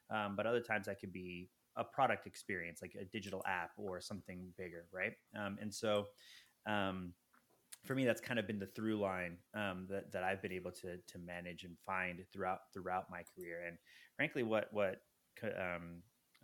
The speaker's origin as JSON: {"language": "English", "region": "New Jersey", "country": "United States", "tie": "born or raised there", "also_born_or_lived": "New York", "moved": "as an adult", "said": "I'm actually originally from the East Coast, born and raised in Jersey, moved to New York"}